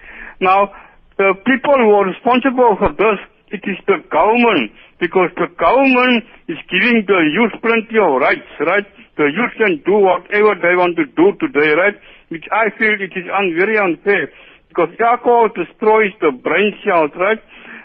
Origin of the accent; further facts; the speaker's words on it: Cape Town, Western Cape, South Africa; I'm from Cape Town.